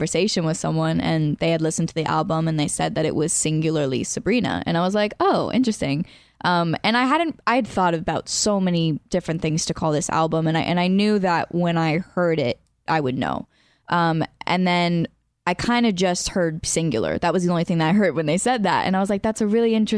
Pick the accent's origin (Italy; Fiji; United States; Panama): United States; Allentown, Pennsylvania; moved away; I'm from Pennsylvania